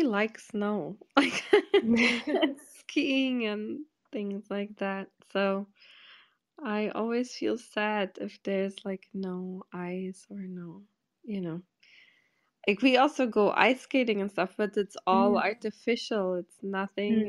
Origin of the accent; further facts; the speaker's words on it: Porto, Norte, Portugal; now in New York City, United States; in my hometown in Porto